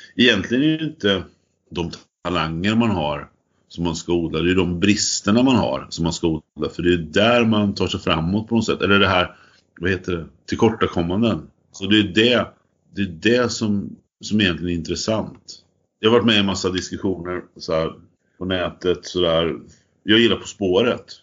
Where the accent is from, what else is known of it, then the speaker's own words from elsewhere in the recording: Fornåsa, Östergötland, Sweden; jag är uppvuxen i Fornåsa